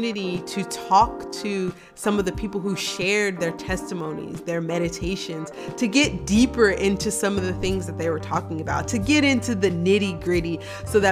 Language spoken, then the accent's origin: English; Wilmington, Delaware, United States; moved away; also born or lived in Washington, D.C.; I grew up in Wilmington, Delaware, and now I serve as a pastor